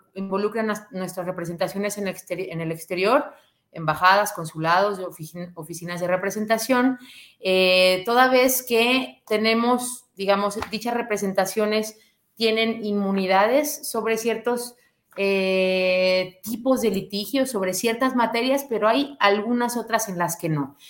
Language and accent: Spanish; Aguascalientes, Mexico; moved away as an adult; also born or lived in Madrid; soy oriunda de Aguascalientes, por eso de hecho estudié en la Universidad Panamericana de, mi ciudad de origen